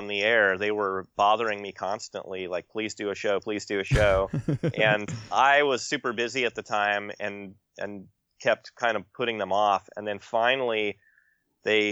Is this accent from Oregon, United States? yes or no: yes; Corvallis, Oregon, United States; I grew up in outside Corvallis in the late 80s, early 90s.